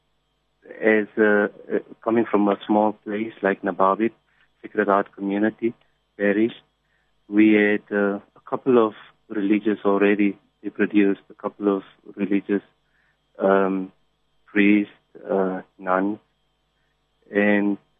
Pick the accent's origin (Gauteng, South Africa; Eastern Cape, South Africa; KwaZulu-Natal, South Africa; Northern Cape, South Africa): Northern Cape, South Africa; Namaqualand; now in Pretoria, South Africa; From the Northern Cape, very very small mining town in the Namakwaland area